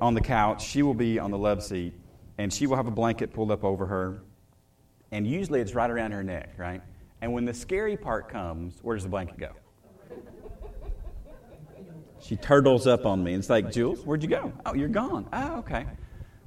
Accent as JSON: {"language": "English", "region": "the South", "country": "United States", "tie": "born or raised there", "said": "I grew up in the South"}